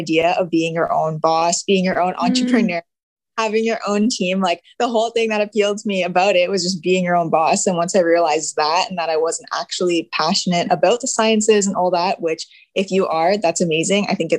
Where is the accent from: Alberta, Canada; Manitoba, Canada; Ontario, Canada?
Manitoba, Canada; Swan Lake First Nation; I am from Swan Lake First Nation, Treaty 1 Territory